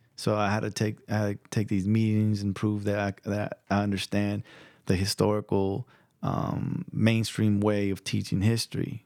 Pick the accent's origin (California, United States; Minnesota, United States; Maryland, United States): California, United States; San Jose; first language Spanish; English is a second language; also born or lived in Stockton, California; I'm from the Mission District of San Jose, California, and, uh, also from the South Side of Stockton, California.